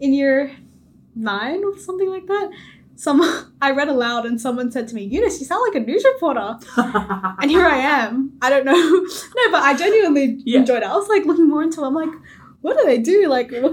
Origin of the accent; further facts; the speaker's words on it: Australia; accent: Australian; I am an Australian citizen. I was born here. I have the most, you know, Australian accent